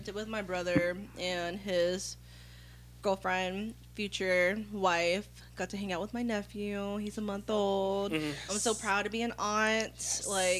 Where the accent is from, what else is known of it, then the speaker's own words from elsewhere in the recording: Chickasaw Nation, Oklahoma, United States; I'm from Oklahoma, Chickasaw Nation.